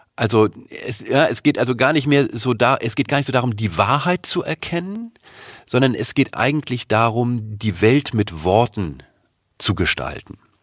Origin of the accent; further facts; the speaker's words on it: Germany; uns als Deutsche